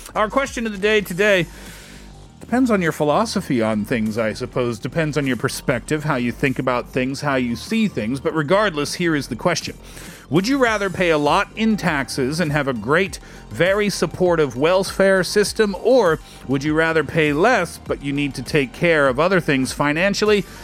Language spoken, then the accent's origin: English; Canada; I'm also Canadian